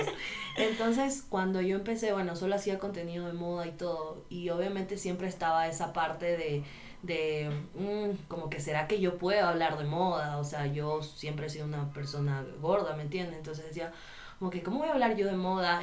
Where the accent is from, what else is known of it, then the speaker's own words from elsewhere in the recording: Guayaquil, Guayas, Ecuador; soy de Guayaquil